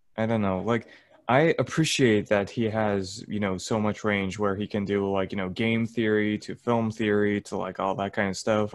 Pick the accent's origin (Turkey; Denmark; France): Turkey; accent: Turkish; my Turkish accent